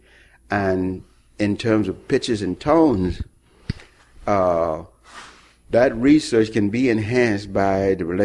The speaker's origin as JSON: {"language": "English", "region": "Mississippi", "country": "United States", "tie": "born or raised there", "moved": "yes", "said": "I was born in Mississippi"}